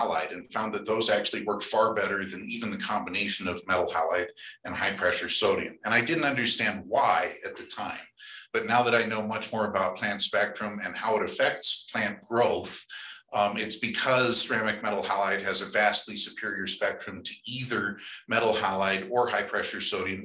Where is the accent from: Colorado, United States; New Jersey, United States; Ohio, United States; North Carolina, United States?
Colorado, United States; growing up in Colorado